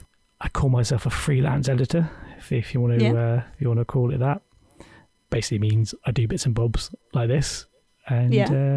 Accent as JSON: {"language": "English", "region": "South West England", "country": "United Kingdom", "said": "Unlike Jess, as everyone can know, I'm definitely from Cornwall. This is an authentic..."}